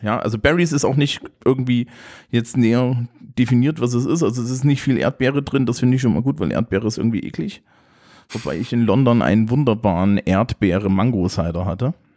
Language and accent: German; East Germany, Germany; ich bin aus dem Osten.